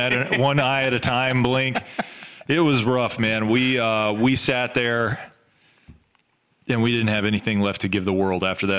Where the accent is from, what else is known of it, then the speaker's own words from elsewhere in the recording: the South, United States; we're from the South.